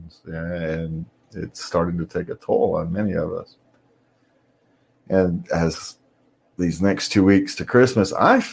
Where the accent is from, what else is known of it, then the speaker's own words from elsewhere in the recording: California, United States; we're from California.